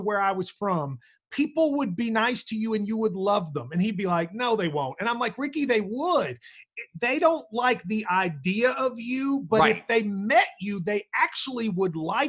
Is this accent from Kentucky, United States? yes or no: yes; Middlesboro, Kentucky, United States; we were talking about my hometown of Middlesboro, and I was like, you know, like, I was the Blackest person from Middlesboro.